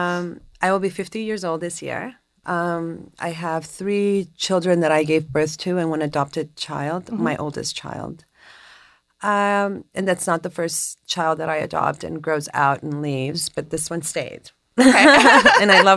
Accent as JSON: {"language": "English", "region": "Mexico City", "country": "Mexico", "tie": "born or raised there", "moved": "yes", "lives_now": "United States", "said": "So I'm an immigrant. I was born and raised in Mexico City, but my parents are from all over, you know, Central America."}